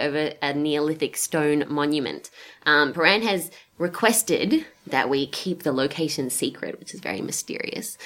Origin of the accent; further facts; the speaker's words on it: Australia; moved away; As an Australian in the Northern Hemisphere